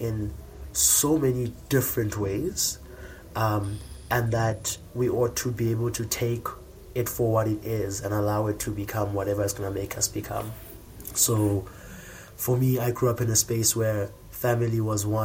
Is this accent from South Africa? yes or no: yes; Komani, Eastern Cape, South Africa; I come from Ekomani, or Queenstown, as it was formerly known.